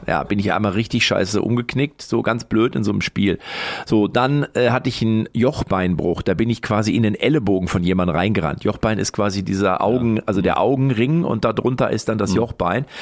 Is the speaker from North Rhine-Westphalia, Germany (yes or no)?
yes; Lippstadt, North Rhine-Westphalia, Germany; in Lippstadt, wo ich herkomme